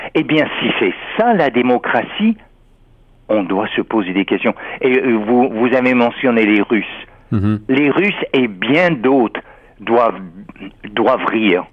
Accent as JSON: {"language": "French", "country": "United States", "said": "en tant qu'Américain"}